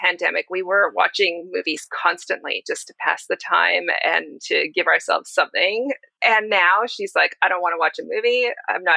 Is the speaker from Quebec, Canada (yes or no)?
no; Vancouver, British Columbia, Canada; Vancouver, which is my hometown